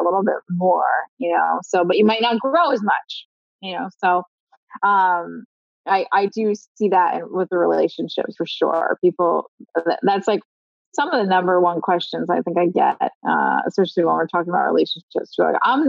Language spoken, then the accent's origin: English; Philadelphia, Pennsylvania, United States; I'm from Philly